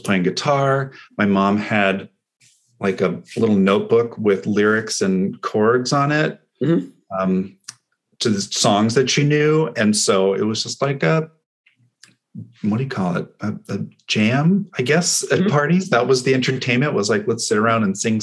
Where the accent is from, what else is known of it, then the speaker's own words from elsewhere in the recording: Los Altos, California, United States; I grew up in San Francisco Bay, California. I grew up in Los Altos.